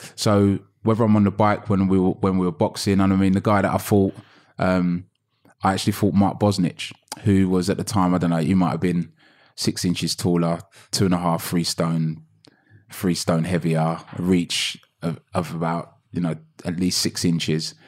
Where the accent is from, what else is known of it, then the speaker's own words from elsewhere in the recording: London, United Kingdom; I grew up in Hackney